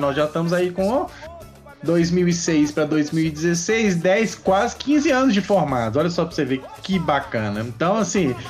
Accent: Divinópolis, Minas Gerais, Brazil; moved away; Eu sou de Divinópolis, Minas Gerais, mas hoje não moro mais em Divinópolis.

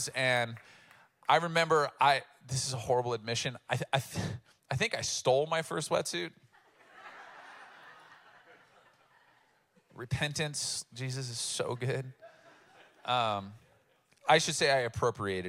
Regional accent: Oceanside, California, United States; I grew up in Oceanside, which is coastal from here

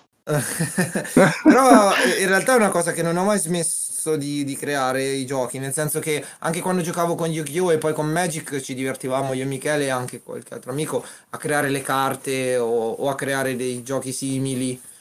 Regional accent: Umbria, Italy; Io vengo dall'Umbria

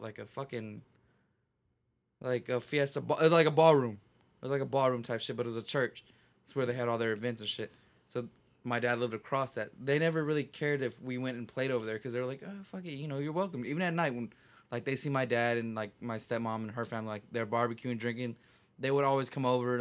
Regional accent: Texas, United States; I'm from Texas.

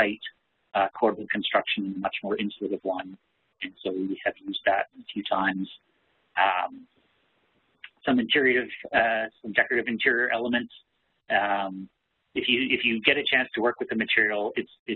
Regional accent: Canada; I'm a Canadian

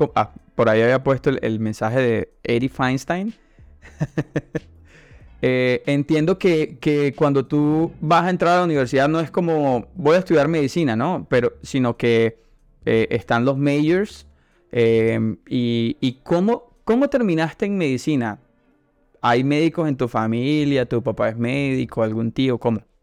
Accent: Santa Marta, Magdalena, Colombia; first language Spanish; yo soy de Santa Marta

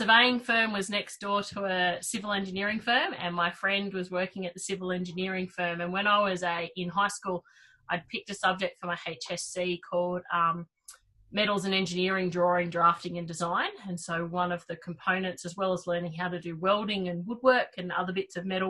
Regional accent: New South Wales, Australia; So Wollondilly Shire, and still live there. So southwest Sydney, not quite the Southern Highlands, not quite Sydney, not quite Wollongong. Nice little nestled spot in between all of them.

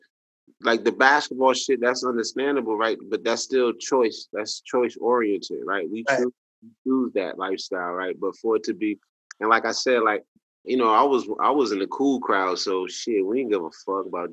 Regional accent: Alabama, United States; moved away; also born or lived in Atlanta; I'm from Alabama originally

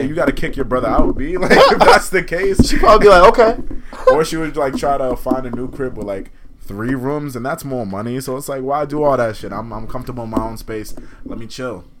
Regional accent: Boston, Massachusetts, United States; I'm from Boston

